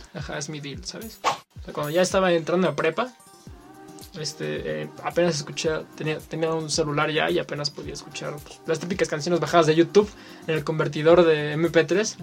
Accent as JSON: {"language": "Spanish", "country": "Mexico", "said": "a todos los mexicanos"}